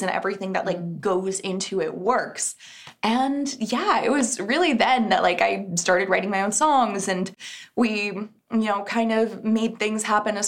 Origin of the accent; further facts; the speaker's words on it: Texas, United States; moved away; I'm originally from Texas, but my whole family's out there